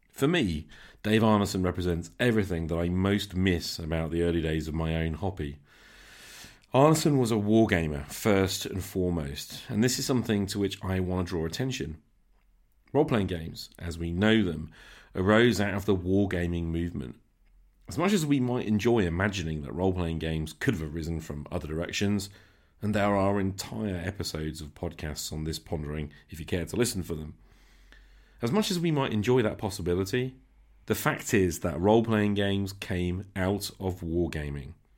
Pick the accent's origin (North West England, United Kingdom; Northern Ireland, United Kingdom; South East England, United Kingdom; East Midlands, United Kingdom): East Midlands, United Kingdom; Nottingham; Faculty of Medicine and Health Sciences, right in my hometown